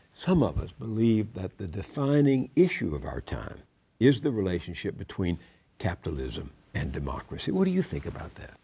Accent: Texas, United States; my home state of Texas

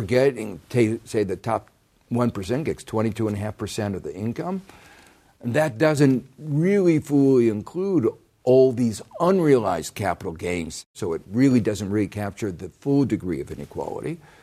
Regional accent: Gary, Indiana, United States; growing up in Gary, Indiana

